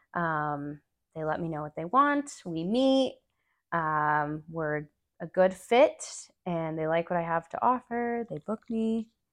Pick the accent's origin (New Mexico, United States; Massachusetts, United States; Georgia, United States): New Mexico, United States; Albuquerque; moved away as an adult; now in Durango, United States; I grew up there with my mom